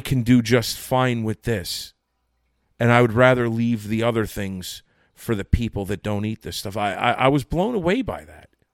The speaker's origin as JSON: {"language": "English", "region": "Connecticut", "country": "United States", "tie": "born or raised there", "moved": "yes", "lives_now": "New Jersey, United States", "said": "I was born and raised in Connecticut"}